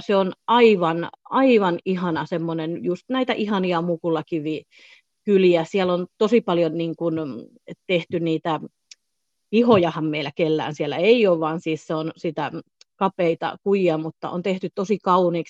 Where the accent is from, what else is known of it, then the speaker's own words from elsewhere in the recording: Southern Finland, Finland; moved away as an adult; also born or lived in Florida, United States / Thailand / Spain; olen kotoisin Etelä-Suomesta